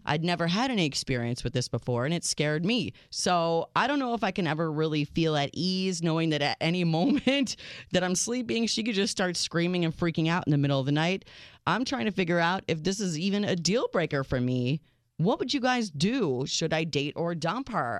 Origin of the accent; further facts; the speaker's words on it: United States; I am your American realist